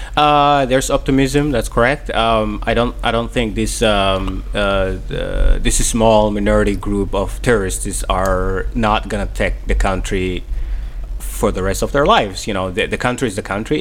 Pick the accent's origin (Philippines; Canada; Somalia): Somalia; English is a second language; moved away as an adult; also born or lived in Kenya / Mogadishu; now in Maine, United States; growing up in Somalia and coming coming to Maine